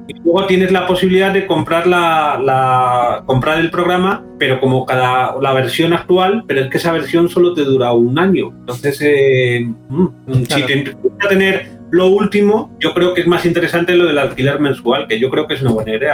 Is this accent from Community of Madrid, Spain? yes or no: yes; Madrid, Community of Madrid, Spain; soy madrileño